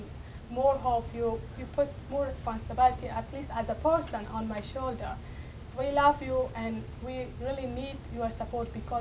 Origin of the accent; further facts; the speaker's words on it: Afghanistan; history of our country. We have powerful history, powerful culture